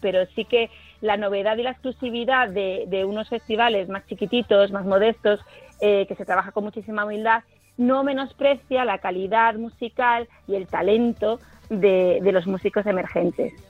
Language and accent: Spanish; Marbella, Andalusia, Spain; En Marbella, por ejemplo, en mi tierra también